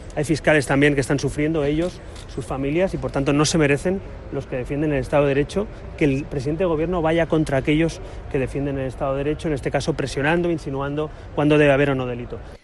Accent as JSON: {"language": "Spanish", "region": "Catalonia", "country": "Spain", "said": "mi tierra, en Cataluña"}